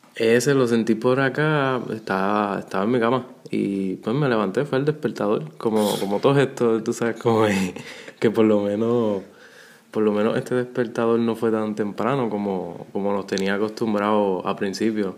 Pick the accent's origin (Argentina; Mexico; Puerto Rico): Puerto Rico; Guayanilla; yo que soy de, allí de Guayanilla